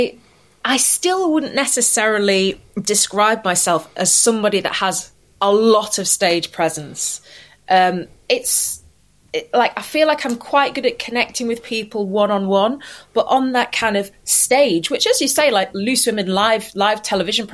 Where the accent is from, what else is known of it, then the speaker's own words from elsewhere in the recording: Manchester, North West England, United Kingdom; I'm from Manchester, born and bred in Manchester